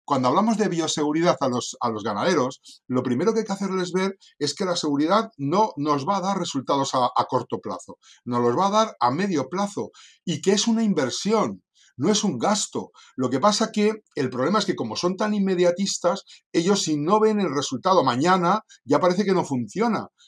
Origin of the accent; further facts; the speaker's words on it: Santoña, Cantabria, Spain; moved away as an adult; also born or lived in Madrid; nací en un pueblecito del norte de España que se llama Santoña